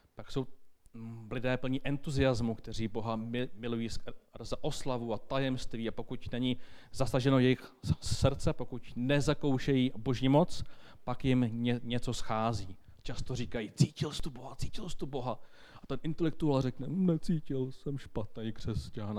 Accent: Bohemia, Czechia; u nás v Čechách

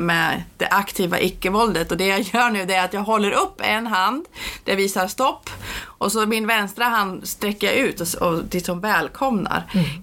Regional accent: Umeå, Västerbotten County, Sweden; jag kommer från Umeå och kvinnorörelsen var väldigt stark när jag växte upp

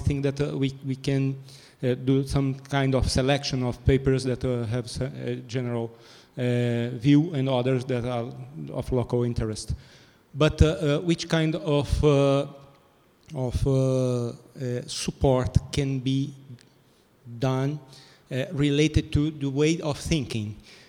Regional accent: Brazil; also born or lived in Manaus, Amazonas; I'm from Brazil

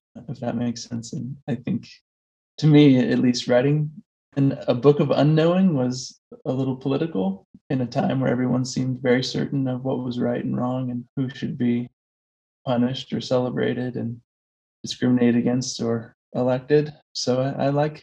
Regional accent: Coos Bay, Oregon, United States; moved away as an adult; I grew up in a logging town in Southern Oregon, and my family's lived there for several generations. And I, you know, lived the first 21 years of my life there

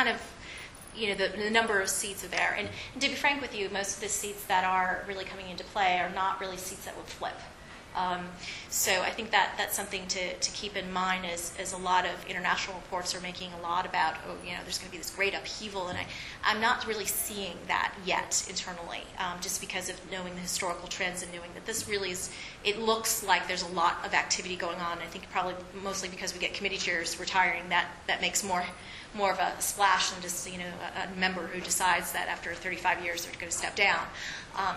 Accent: Texas, United States; my home state of Texas

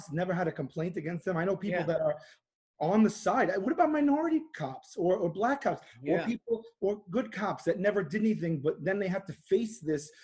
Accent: New York City, New York, United States; I grew up in Staten Island, which is largely conservative

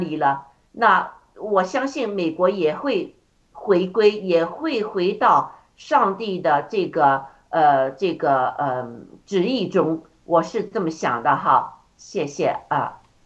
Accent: China; moved away; 特别是我们从中国出来的

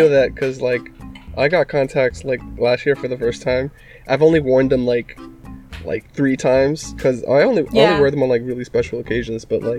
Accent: New York, United States; also born or lived in Dominican Republic; my family's from Dominican Republic. I lived in New York most of my life. I learned Japanese in high school

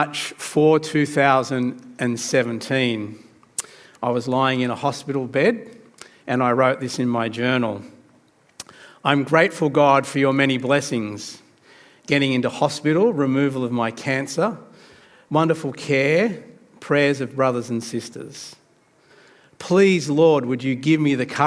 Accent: New South Wales, Australia; also born or lived in Sydney; I was trying to keep that a secret that I was from New South Wales

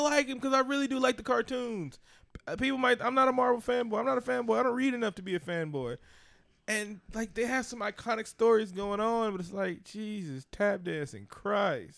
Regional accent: Oakland, California, United States; I grew up in East Oakland

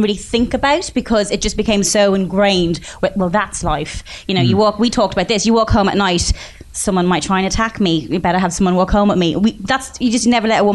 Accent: Bray, Leinster, Ireland; I'm from Bray

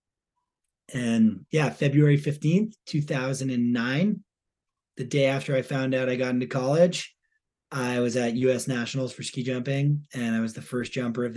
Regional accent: New Hampshire, United States; I grew up in New Hampshire

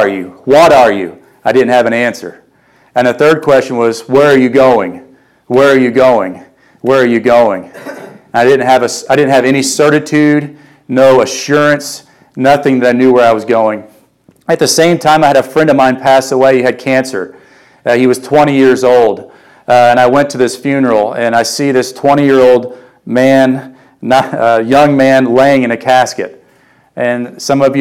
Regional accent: Vienna, Illinois, United States; now in Carbondale, United States; I grew up in Vienna, Illinois.

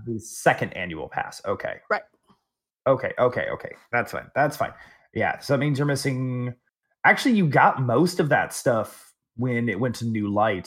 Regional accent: Texas, United States; I'm from Texas

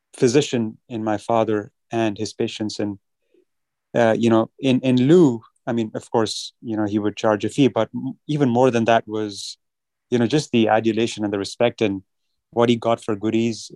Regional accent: New Delhi, Delhi, India; moved away; growing up in New Delhi in India

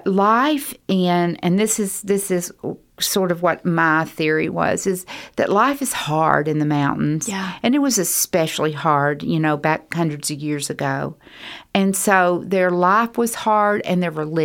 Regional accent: Louisville, Kentucky, United States; born there; They move when I was growing up, it was every 4 to 6 years. I think now that they stay longer at churches. But we moved around a lot. So I just say, I was born in Louisville.

